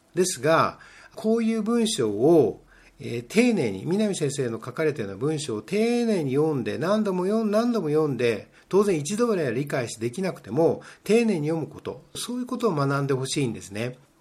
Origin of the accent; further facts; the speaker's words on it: Japan; 日本人の中で、まあ、ノンネイティブですよね英語のネイティブじゃない我々が